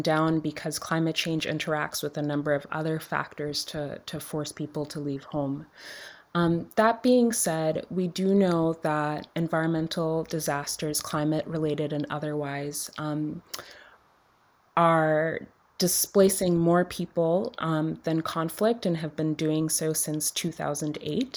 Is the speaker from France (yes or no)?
no; Dominica; I grew up in Dominica, which is a small island in the Caribbean